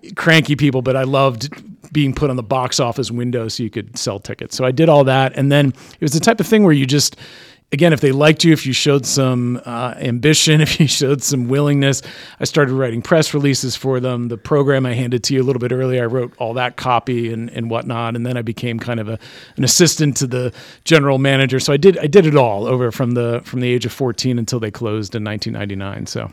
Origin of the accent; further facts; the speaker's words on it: East Greenwich, Rhode Island, United States; growing up in East Greenwich